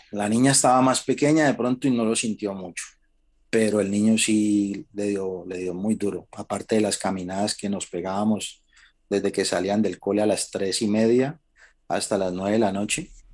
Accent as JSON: {"language": "Spanish", "country": "Colombia", "moved": "as an adult", "said": "nosotros somos colombianos"}